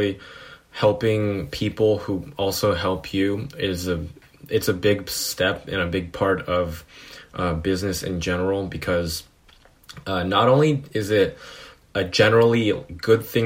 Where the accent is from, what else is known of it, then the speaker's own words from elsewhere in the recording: Foster City, California, United States; I grew up in Foster City, which is in California, the Bay Area